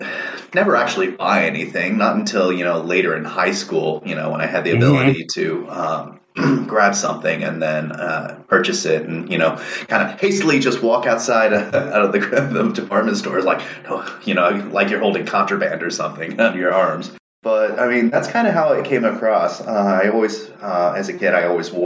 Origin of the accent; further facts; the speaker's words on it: Washington, District of Columbia, United States; also born or lived in Arlington, Virginia; I come from the Washington, D.C. area. I live just outside in Arlington, Virginia